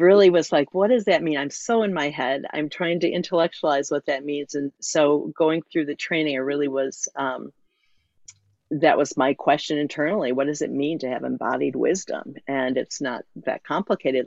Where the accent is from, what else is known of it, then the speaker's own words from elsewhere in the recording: Muskegon, Michigan, United States; I'm zooming in from Muskegon, Michigan, um, on the shores of Lake Michigan, where I grew up, was born and raised.